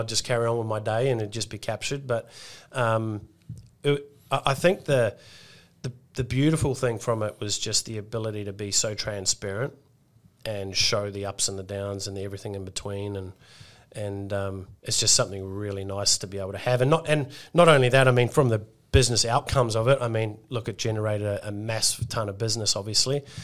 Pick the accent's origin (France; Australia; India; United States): Australia